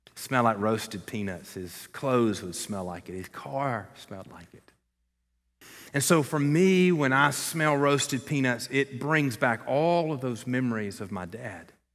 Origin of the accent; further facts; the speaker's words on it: Columbus, Georgia, United States; moved away; My hometown is Columbus, Georgia